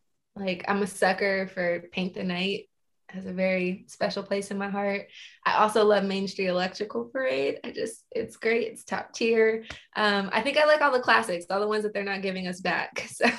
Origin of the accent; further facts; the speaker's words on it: California, United States; now in Georgia, United States; California costs too much money. That's the only reason I haven't gone back home. But it's home.